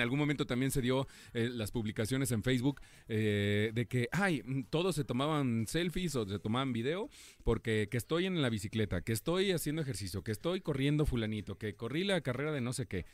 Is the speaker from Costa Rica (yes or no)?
no; Mexico; cómo somos buenos los mexicanos